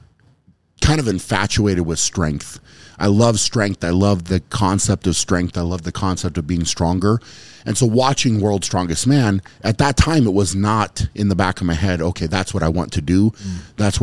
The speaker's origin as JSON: {"language": "English", "country": "United States", "said": "as an American, you had the pro card"}